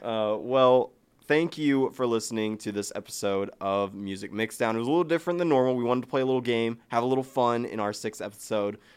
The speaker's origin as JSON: {"language": "English", "region": "Ohio", "country": "United States", "said": "we're from Ohio. We have the Rock and Roll Hall of Fame"}